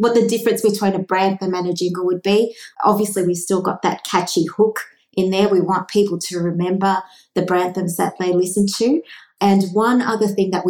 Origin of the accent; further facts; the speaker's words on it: Australia; I grew up with jingles in Australia